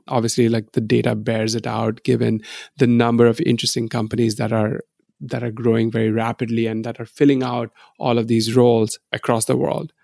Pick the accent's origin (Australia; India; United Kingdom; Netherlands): India; moved away as an adult; now in United States; I grew up in India